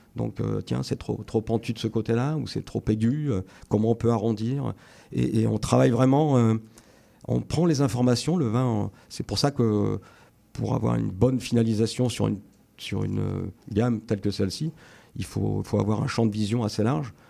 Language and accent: French; Picardy, Hauts-de-France, France; also born or lived in Vaucluse / Australia; now in Rhône Valley, France; je suis originaire de Picardie, dans le nord de la France